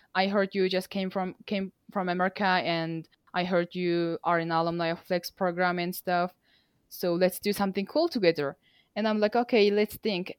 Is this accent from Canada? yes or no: no; Mongolia; English is a second language; also born or lived in Nampa, Idaho, United States; I am from Mongolia myself